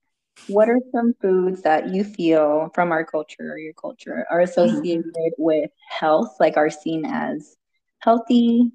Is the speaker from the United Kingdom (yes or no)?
no; Mexico; even though we're from Mexico.